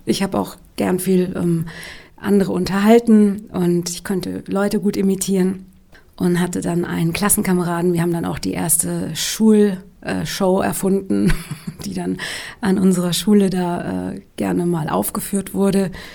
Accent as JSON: {"language": "German", "town": "Darmstadt", "region": "Hesse", "country": "Germany", "tie": "born or raised there", "said": "ich bin im Rhein-Main-Gebiet aufgewachsen, in Darmstadt"}